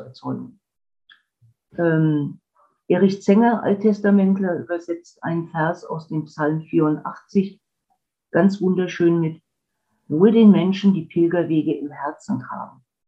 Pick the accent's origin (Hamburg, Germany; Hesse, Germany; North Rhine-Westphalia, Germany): Hesse, Germany; Wiesbaden; moved away; also born or lived in Black Forest; Ich bin in Wiesbaden aufgewachsen